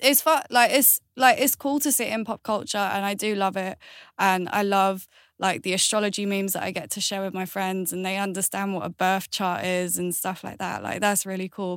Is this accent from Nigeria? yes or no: no; Galway, Connacht, Ireland; I was born in Ireland, which is Galway.